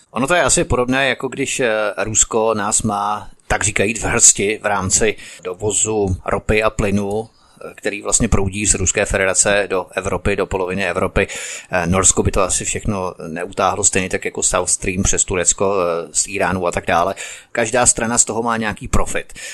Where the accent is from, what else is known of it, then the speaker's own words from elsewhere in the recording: Czechia; Jsme jako Češi schopní od ideologizovaného výkladu naší národní minulosti?